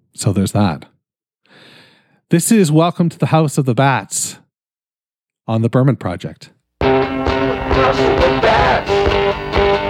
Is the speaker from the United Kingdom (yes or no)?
no; Canada; I'm Canadian